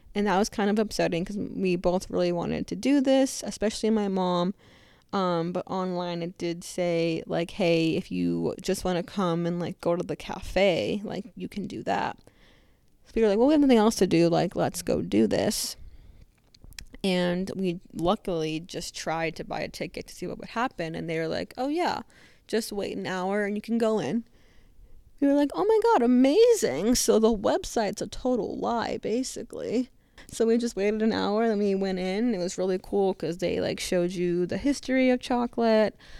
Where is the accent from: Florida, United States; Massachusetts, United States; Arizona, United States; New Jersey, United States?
Arizona, United States; I'm from Arizona